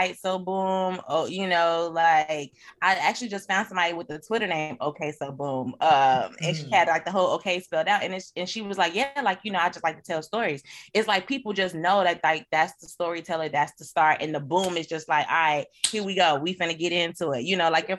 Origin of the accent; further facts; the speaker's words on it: Chicago, Illinois, United States; moved away; I'm from Chicago